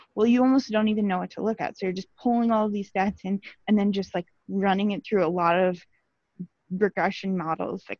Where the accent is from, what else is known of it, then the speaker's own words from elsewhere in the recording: Omaha, Nebraska, United States; I'm from the Omaha area